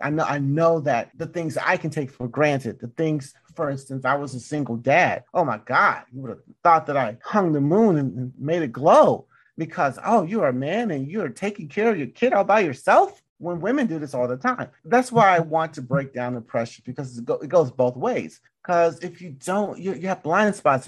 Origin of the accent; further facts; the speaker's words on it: Mississippi, United States; I'm from Mississippi